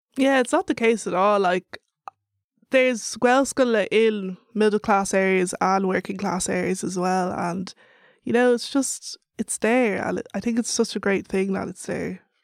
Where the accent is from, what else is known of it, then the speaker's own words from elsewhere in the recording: Dublin, Leinster, Ireland; accent: Irish; I told her Dublin